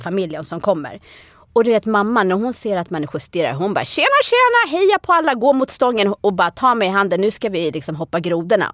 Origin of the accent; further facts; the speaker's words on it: Sweden; also born or lived in United States; jag är född och uppvuxen i Sverige. Men att jag är från Etiopien